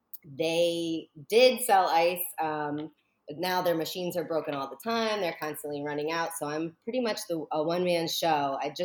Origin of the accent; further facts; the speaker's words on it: Connecticut, United States; moved away as an adult; also born or lived in New Hampshire; now in North Captiva Island, Florida, United States; Well, like I've said … I grew up in Connecticut, lived in New Hampshire for a little while. I'm 37. Actually, I think maybe 36. So I just recently started a business in February down in Florida